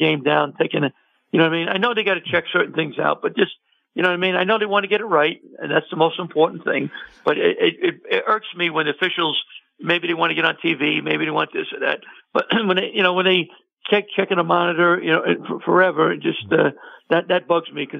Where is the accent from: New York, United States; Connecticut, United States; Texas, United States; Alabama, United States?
New York, United States; New York City; I'm from New York City